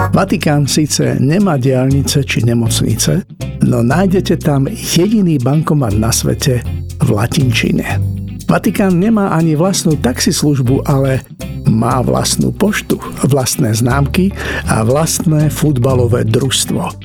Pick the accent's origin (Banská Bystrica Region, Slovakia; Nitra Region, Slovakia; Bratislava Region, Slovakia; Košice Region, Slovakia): Bratislava Region, Slovakia; Bratislava; Keď som bol dieťa doma v Bratislave či Požoni alebo Presburgu, sa hovorilo maďarsky, nemecky, slovensky a trocha jidiš